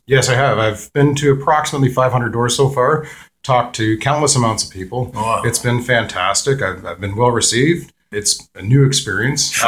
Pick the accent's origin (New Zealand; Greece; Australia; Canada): Canada; Peterborough, Ontario; I was born and raised in Peterborough.